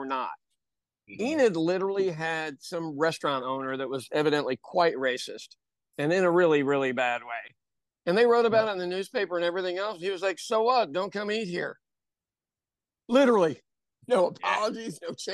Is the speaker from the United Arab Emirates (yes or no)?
no; Ireland; As an Irish person